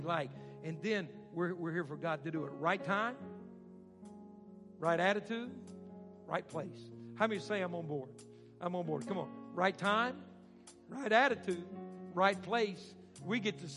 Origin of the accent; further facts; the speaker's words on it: Arkansas, United States; moved away; I grew up in Arkansas, so I didn't get the finer things